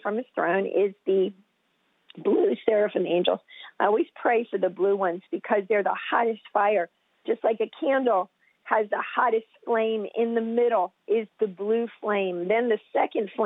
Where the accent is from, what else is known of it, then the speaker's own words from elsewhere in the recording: United States; I'm from the United States